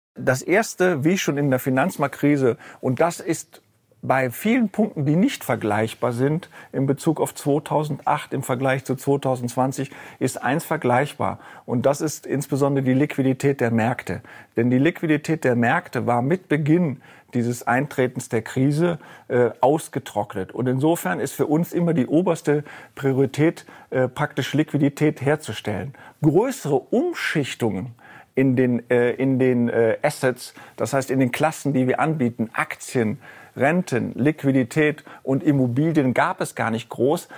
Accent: Rhineland, Germany; now in Frankfurt, Germany; als Rheinländer

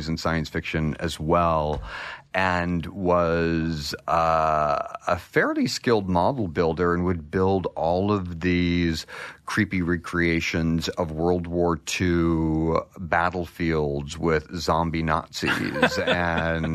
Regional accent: United States; Small town in eastern Washington, western Idaho, called the Lewis Clark Valley

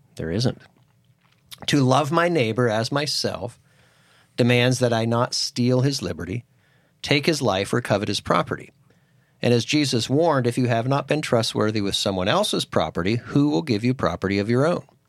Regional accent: Titusville, Pennsylvania, United States; moved away as an adult; also born or lived in Philadelphia, Pennsylvania; a very small church growing up in Titusville, Pennsylvania. And when I moved to Philadelphia

